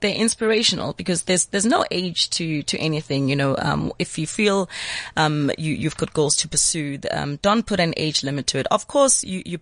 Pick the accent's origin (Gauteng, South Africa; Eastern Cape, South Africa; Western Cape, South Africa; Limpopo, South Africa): Gauteng, South Africa; Johannesburg; I'm from Pimville